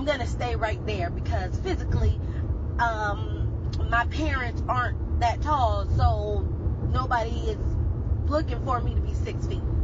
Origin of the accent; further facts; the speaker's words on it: California, United States; I'm a California girl. I was born and raised in California